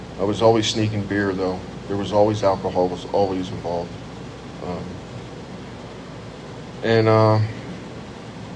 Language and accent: English; Lewistown, Pennsylvania, United States; also born or lived in Meriden, Connecticut; In 1972, we moved from Meriden, Connecticut, down to Lewistown, Pennsylvania, which is about 30 miles south of State College